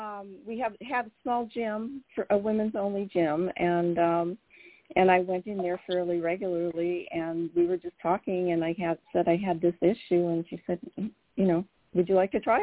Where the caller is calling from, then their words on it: California, United States; I'm calling from the Central Coast.